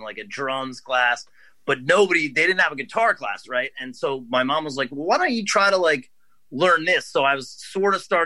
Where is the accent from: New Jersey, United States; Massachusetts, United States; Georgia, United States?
New Jersey, United States; also born or lived in New York City; I grew up in New Jersey